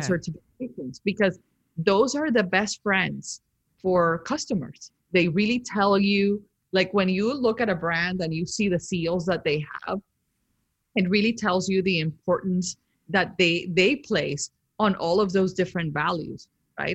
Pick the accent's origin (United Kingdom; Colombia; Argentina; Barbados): Colombia; moved away; growing up in Colombia with like this family that is obsessed with beauty